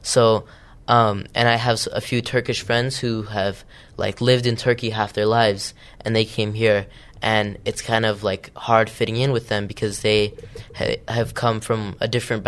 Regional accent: Utah, United States; so I was born here in Utah and I grew up here and I've lived here all my life.

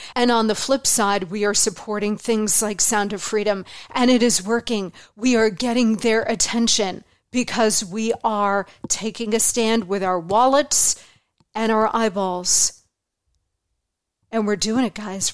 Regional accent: Arizona, United States; born in Arizona

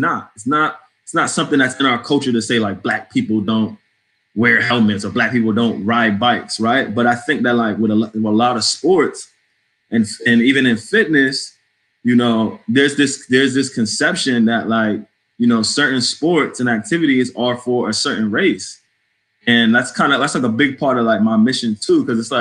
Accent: New England, United States; accent: New England; also born or lived in New Jersey / Connecticut; now in Washington, D.C., United States; I sound like I'm from New England. I'm a New England boy.

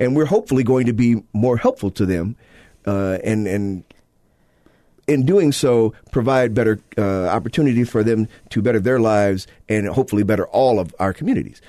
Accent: Illinois, United States; now in Utah, United States; my home state, uh, my native state of Illinois

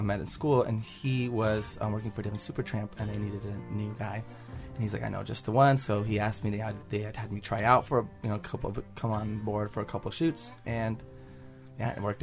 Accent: Utah, United States; I'm from Utah, born and raised.

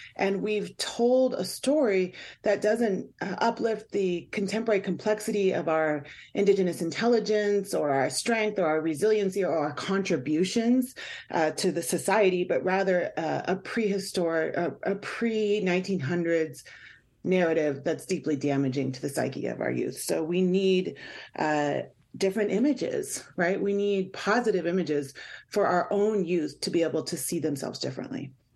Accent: Swinomish and Tulalip tribes, Washington, United States; I'm from the Swinomish and Tulalip tribes

